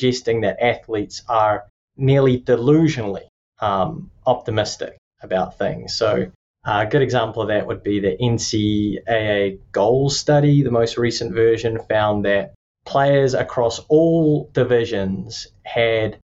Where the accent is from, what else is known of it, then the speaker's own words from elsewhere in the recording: New Zealand; accent: Kiwi; moved away as an adult; also born or lived in Tallahassee, Florida / Lubbock, Texas; now in Florida, United States; I'm from Aotearoa or New Zealand